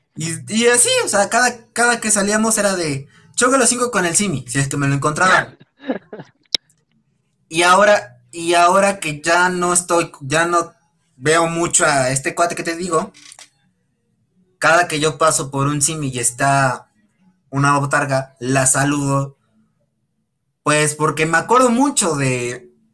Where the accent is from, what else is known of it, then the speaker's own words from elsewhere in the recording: Puebla, Mexico; yo soy de Puebla